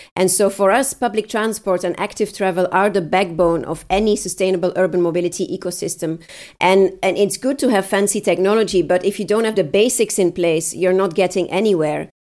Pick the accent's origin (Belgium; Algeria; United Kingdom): Belgium; Leuven, Flanders; I'm at home in my hometown Leuven